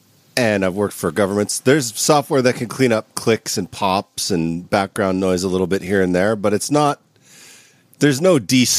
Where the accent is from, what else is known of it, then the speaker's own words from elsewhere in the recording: Canada; No, you see, Andrew, I'm a Canadian.